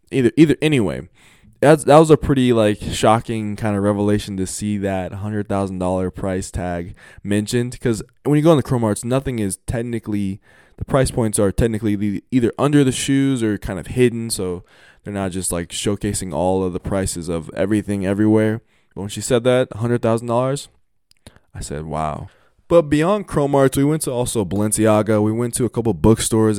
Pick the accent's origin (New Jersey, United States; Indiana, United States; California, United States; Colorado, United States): Colorado, United States; Colorado, Colorado, my home state